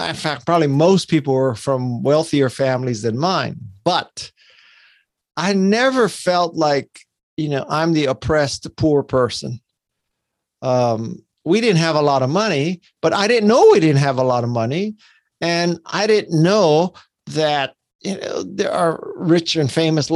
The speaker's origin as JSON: {"language": "English", "town": "Honolulu", "region": "Hawaii", "country": "United States", "tie": "born or raised there", "also_born_or_lived": "Stanford, California / Los Angeles, California", "moved": "as an adult", "said": "I was born and raised in Honolulu, Hawaii."}